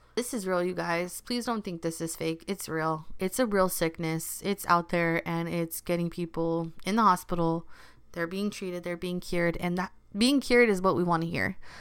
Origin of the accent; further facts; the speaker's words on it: Los Angeles, California, United States; also born or lived in Culver City / South Bay; I've always grown up in L A. This is my city